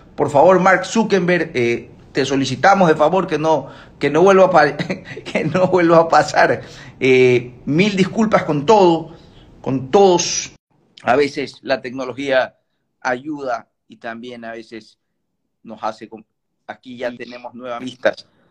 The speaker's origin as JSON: {"language": "Spanish", "country": "Ecuador", "said": "todos somos de Ecuador aquí, hechos en Ecuador"}